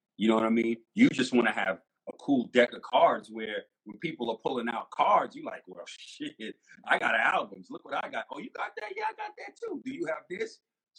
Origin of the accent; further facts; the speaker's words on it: Jamaica; I'm West Indian. I'm Jamaican too. So I got roots and family in Canada up in Toronto.